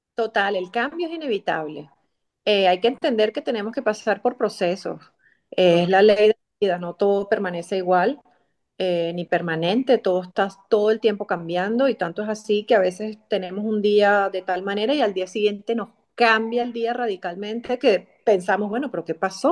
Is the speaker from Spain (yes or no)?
no; Venezuela; moved away; soy venezolana, en mi país natal me gradué como comunicadora social